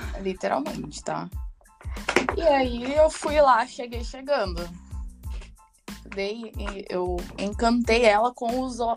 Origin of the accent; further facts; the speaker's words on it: Manaus, Amazonas, Brazil; also born or lived in São Paulo; now in Ireland; eu saí de Manaus, né, e fui para São Paulo e agora eu tô na Irlanda.